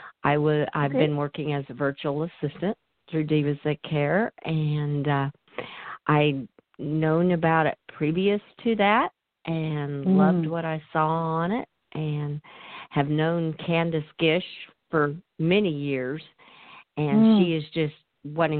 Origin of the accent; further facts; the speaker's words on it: Central Kansas, United States; from Central Kansas. I am a country girl born and bred.